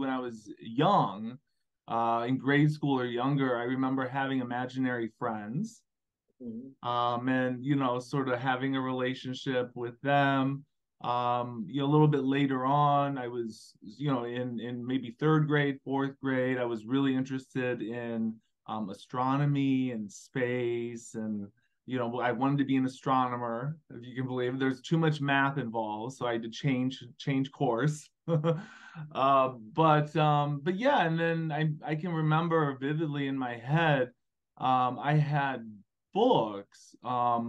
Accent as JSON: {"language": "English", "region": "Illinois", "country": "United States", "also_born_or_lived": "Carrollton, Georgia", "moved": "as an adult", "said": "I'm from Illinois"}